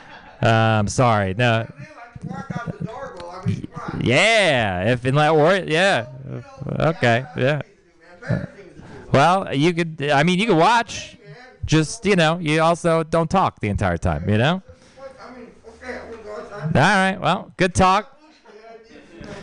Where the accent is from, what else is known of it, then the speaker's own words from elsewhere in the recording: Texas, United States; moved away; I'm from Texas. It's hot there